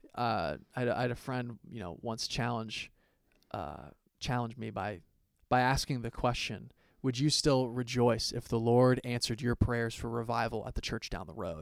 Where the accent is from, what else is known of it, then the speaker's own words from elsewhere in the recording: Columbus, Ohio, United States; I have been born and raised in Columbus, Ohio my whole life